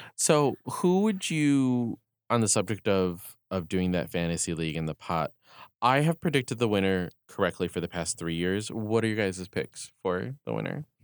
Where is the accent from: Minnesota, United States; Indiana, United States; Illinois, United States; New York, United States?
New York, United States; we are from New York